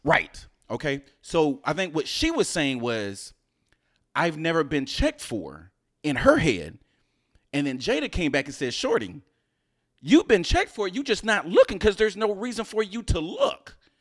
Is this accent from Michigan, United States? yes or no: no; Houston, Texas, United States; moved away; also born or lived in New Jersey; I'm originally from Houston